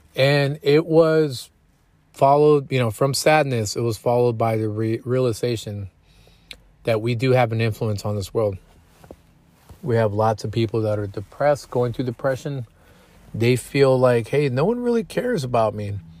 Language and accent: English; Killeen, Texas, United States; also born or lived in San Antonio, Texas; it's my hometown. It's where I did a portion of my elementary school, middle school, and about three quarters of my high school time